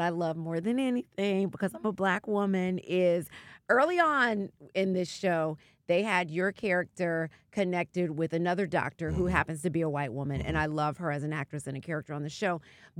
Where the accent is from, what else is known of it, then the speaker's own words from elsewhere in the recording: New York, United States; even though I'm a New Yorker